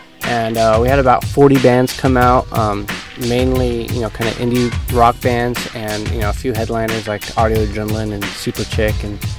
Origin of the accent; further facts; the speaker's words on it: Northern California, United States; now in San Diego, United States; I just moved here. I was born here, so I guess I can actually say I was from here. But I lived up in Northern California for most of my life.